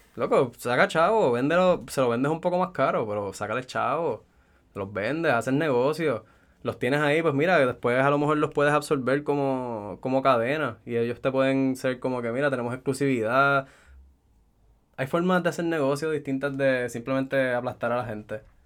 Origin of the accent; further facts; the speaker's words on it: Puerto Rico; Soy un sato puertorriqueño aquí